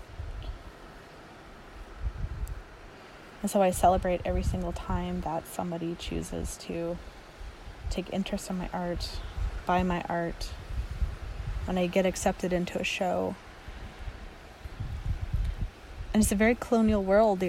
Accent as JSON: {"language": "English", "area": "Dakelh territory near Stellat'en", "region": "British Columbia", "country": "Canada", "tie": "born or raised there", "said": "I grew up on Duck Health territory near Stella"}